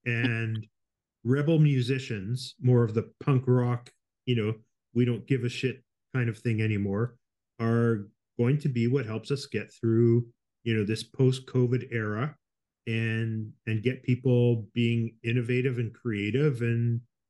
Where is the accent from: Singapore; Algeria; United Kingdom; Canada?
Canada; Winnipeg, Manitoba; moved away; Yeah. I grew up in Winnipeg